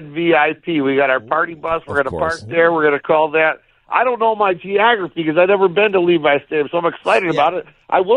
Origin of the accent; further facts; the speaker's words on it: Detroit, Michigan, United States; moved away as an adult; now in Las Vegas, United States; I grew up in Detroit. I'm a Lions fan. I've been in Vegas now 18 years